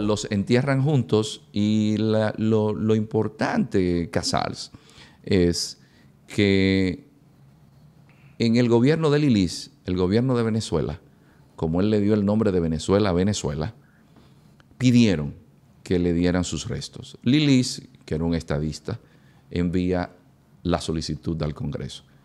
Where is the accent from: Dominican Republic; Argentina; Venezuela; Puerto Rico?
Dominican Republic; nuestro pueblo